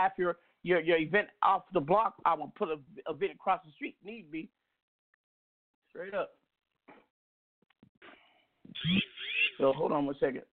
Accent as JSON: {"language": "English", "town": "Seattle", "region": "Washington", "country": "United States", "tie": "born or raised there", "said": "I'm from the CD. 32nd Avenue South. Leschi District. I'm a CD cat, but grew up in the South End, too."}